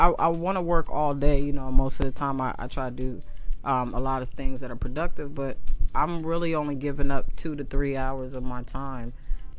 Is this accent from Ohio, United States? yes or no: no; New York, United States; now in California, United States; I'm from New York